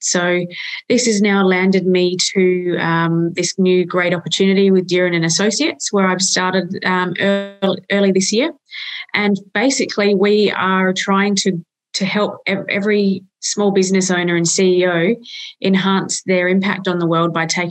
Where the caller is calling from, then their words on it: Adelaide, South Australia, Australia; I am from Adelaide.